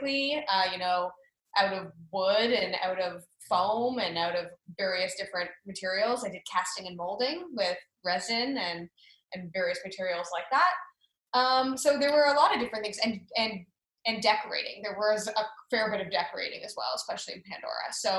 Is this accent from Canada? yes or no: yes; Canada; moved away as an adult; also born or lived in Florida; I'm from Canada